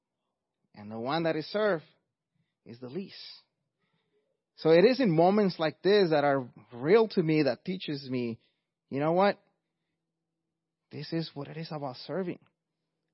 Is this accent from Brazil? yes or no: no; Mexico; English is a second language; moved away; as you could hear by my accent, I'm not first generation, I'm actually an immigrant from Mexico.